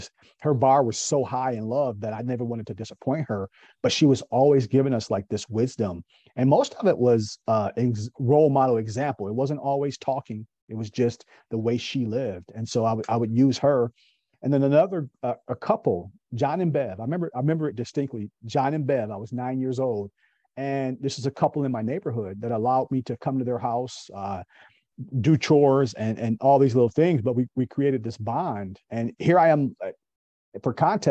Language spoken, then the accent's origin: English; Kalamazoo, Michigan, United States; moved away as an adult; now in Raleigh, United States; born and raised in Kalamazoo, Michigan.